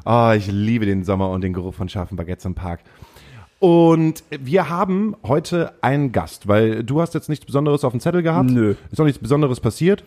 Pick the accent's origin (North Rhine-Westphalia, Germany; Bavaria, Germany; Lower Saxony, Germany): Lower Saxony, Germany; Himmelpforten; also born or lived in Stade; now in Hamburg, Germany; mein Vater hat einen landwirtschaftlichen Betrieb gehabt, den haben wir im Breitenwisch ähm, gehabt